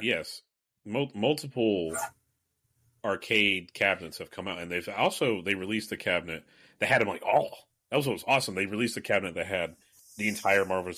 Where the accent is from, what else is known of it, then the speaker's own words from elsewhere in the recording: United States; as an American